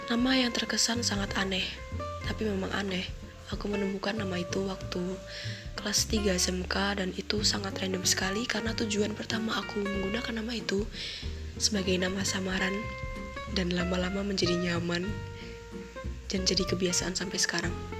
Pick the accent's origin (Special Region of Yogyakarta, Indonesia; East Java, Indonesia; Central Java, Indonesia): Special Region of Yogyakarta, Indonesia; Yogyakarta; accent: medok (Javanese); aku ngomongnya agak medok soalnya Kebetulan saya berasal dari Jogja